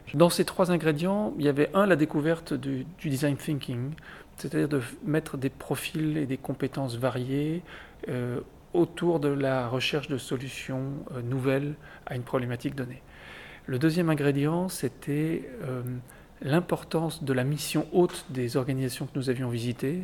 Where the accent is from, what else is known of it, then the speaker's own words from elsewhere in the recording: Lille, Hauts-de-France, France; moved away as an adult; also born or lived in Angers / Chile; je suis, je suis né à Lille